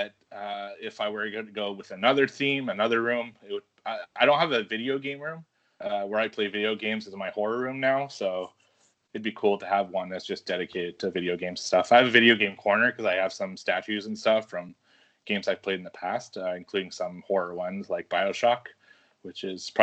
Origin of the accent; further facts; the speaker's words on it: Canada; I'm Canadian